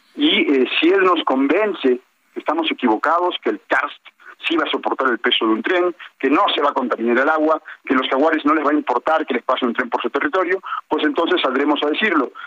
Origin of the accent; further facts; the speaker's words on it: Playa del Carmen, Quintana Roo, Mexico; simplemente soy un ciudadano de talla del Carmen, un mexicano